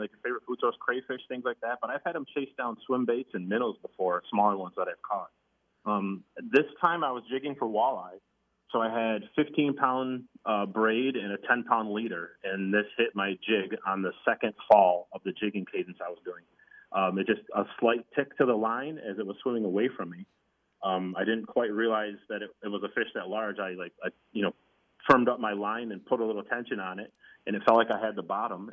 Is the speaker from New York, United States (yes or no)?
yes; North Wolcott, New York, United States; now in Macedon, United States; I grew up in North Wilkins, so we were out on Larkins Bridge and Fairhaven State Park